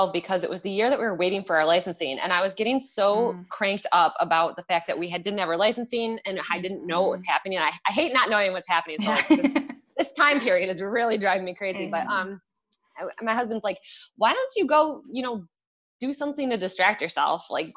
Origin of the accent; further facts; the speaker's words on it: Macomb County, Michigan, United States; now in Auburn Hills, United States; I grew up in Macomb County, and I actually have lived in Macomb County except for college for my entire life until 2 weeks ago